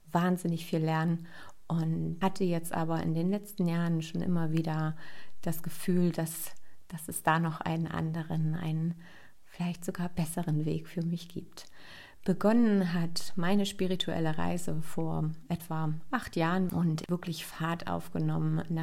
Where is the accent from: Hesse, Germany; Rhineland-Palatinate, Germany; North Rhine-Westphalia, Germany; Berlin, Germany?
Berlin, Germany; accent: Berliner Schnauze; now in Leipzig, Germany; ich bin 37 Jahre alt und komme aus dem wunderschönen Leipzig. Ich bin aufgewachsen im Speckmantel Berlin. Also wenn hier so ein bisschen Berliner Schnauze durchkommt, dann liegt das daran, dass da meine Wurzeln sind.